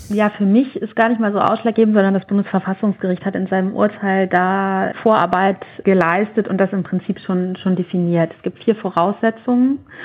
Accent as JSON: {"language": "German", "country": "Germany", "said": "bei uns in Deutschland"}